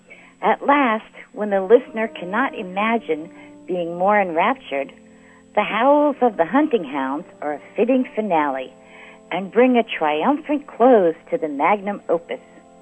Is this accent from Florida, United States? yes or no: yes; Old Town, Florida, United States; from Old Town, Florida, and this is where I live.